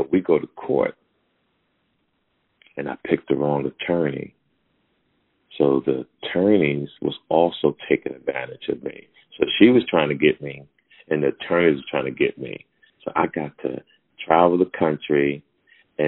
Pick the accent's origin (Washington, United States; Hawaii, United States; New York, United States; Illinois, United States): Hawaii, United States; me being Hawaiian